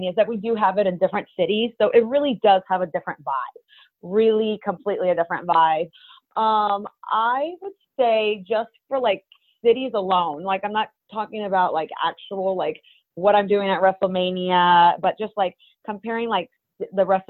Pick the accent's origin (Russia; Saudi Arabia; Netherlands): Russia; moved away; I really am Russian. I grew up in Russia and I have my Russian cravings.